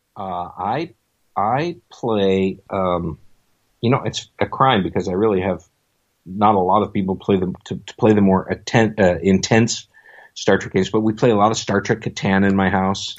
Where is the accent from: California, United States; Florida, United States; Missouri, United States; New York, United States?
New York, United States; Buffalo; moved away; I had gotten out of the Air Force and went back to my hometown of Buffalo, New York